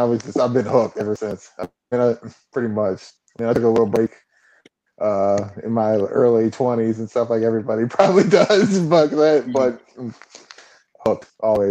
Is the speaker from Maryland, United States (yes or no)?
yes; right outside of Baltimore, Maryland, United States; I mean, I grew up right outside of Baltimore.